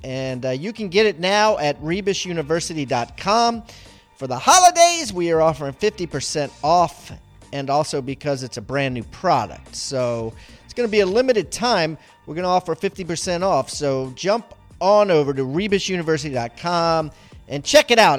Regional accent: Maryland, United States; also born or lived in Columbia, Maryland; I grew up in Maryland

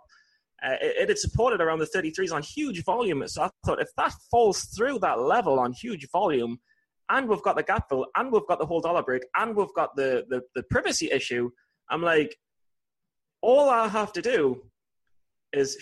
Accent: England, United Kingdom; I'm from England.

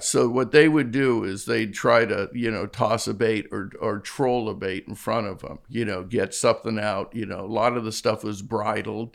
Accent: Newport Beach, California, United States; moved away as an adult; also born or lived in London; I grew up in Southern California, Newport Beach.

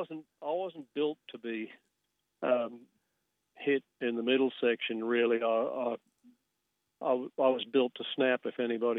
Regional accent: Grafton, New South Wales, Australia; moved away as an adult; also born or lived in Sydney; Well, I grew up in Grafton

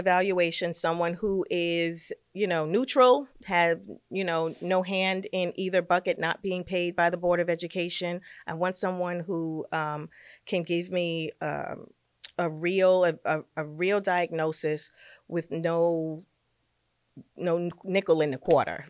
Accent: New York City, New York, United States; moved away as an adult; now in Westchester, United States; I'm a New Yorker. I'm a Brooklyn girl through and through

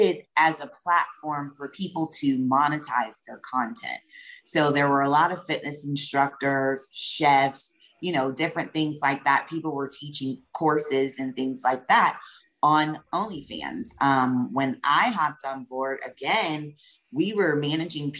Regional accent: the South, United States; we are from the South

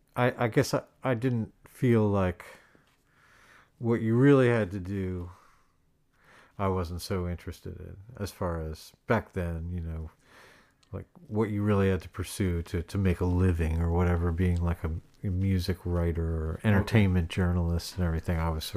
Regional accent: Philadelphia, Pennsylvania, United States; also born or lived in Boston; I grew up in Center City, Philadelphia.

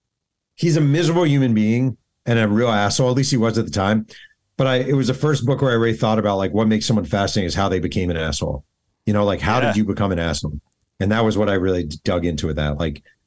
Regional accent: New York, United States; I'm from New York

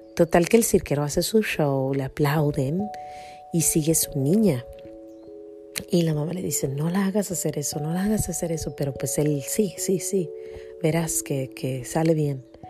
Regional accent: Jalisco, Mexico; born or raised there; moved away

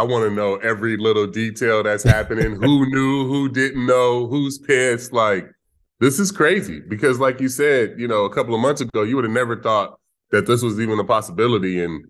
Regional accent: California, United States; me growing up in Cali.

